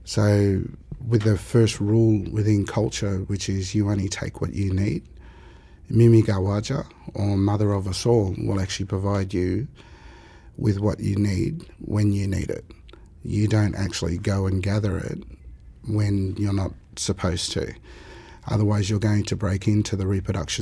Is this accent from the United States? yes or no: no; Bundjalung Nation, New South Wales, Australia; the Bunjalung Nation. I'm squarely behind the beaches with the tea tree lakes. Being a saltwater person